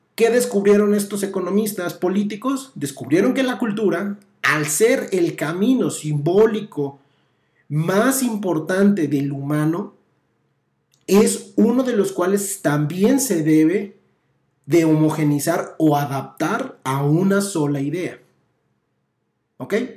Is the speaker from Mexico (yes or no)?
yes; Mexico; estamos nosotros como mexicanos